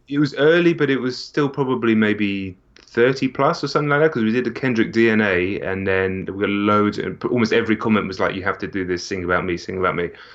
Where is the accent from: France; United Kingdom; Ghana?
United Kingdom; England; I'm not from America as well.